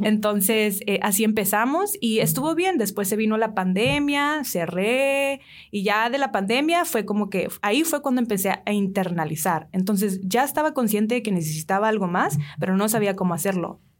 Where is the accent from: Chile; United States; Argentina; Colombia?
United States; San Diego, California; moved away as an adult; now in Hermosillo, Mexico; yo vengo de San Diego originalmente, San Diego, California. La el estilo de vida ya es muy diferente. Eh, hace cinco o seis años me mudé para aquí Hermosillo